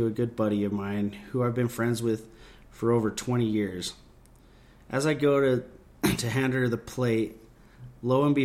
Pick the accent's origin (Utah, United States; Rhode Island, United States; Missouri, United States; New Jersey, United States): Utah, United States; we're from Utah